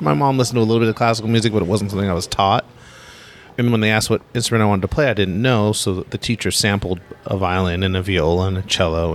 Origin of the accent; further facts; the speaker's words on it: Los Angeles, California, United States; I grew up in Los Angeles